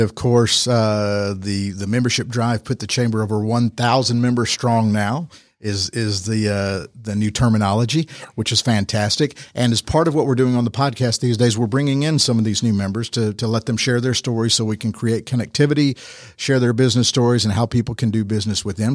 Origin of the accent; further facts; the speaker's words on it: Rome, Georgia, United States; Born and raised in Rome?